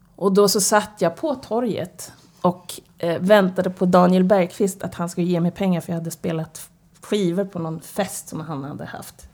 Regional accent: Stockholm, Stockholm County, Sweden; Född och uppvuxen på Södermalm. På Hornsgatan brukar jag säga. I Stockholm

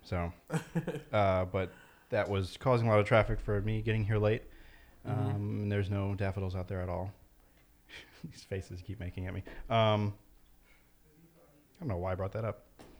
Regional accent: Meriden, Connecticut, United States; Meriden is a boring place, but it's my hometown. I've been there all my life.

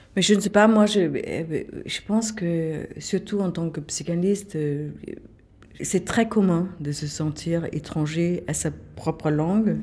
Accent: Kolding, Southern Denmark, Denmark; French is a second language; now in France; je me suis, jamais sentie euh, chez moi à Colding

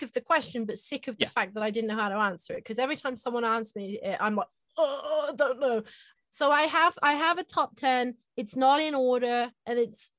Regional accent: England, United Kingdom; I'm from England

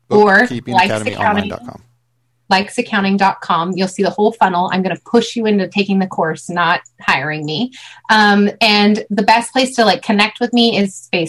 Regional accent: California, United States; I'm from California.

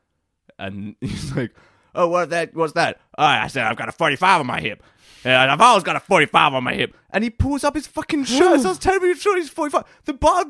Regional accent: United Kingdom; we are British

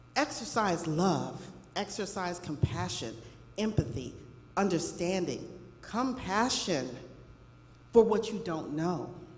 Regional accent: Los Angeles, California, United States; when I was a little girl, I grew up in Los Angeles.

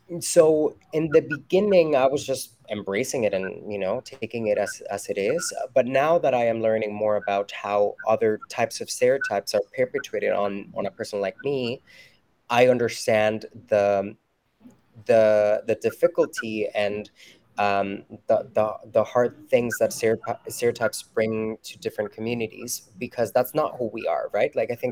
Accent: Mexico; moved away as an adult; now in St. John's, Canada; Mexico will always be my home country. But now home is Newfoundland.

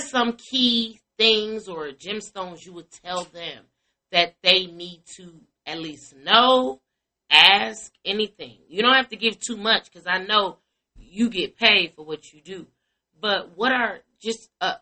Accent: Chicago, Illinois, United States; now in Atlanta, United States; I'm from Chicago with you. Like, raised there majority of my life

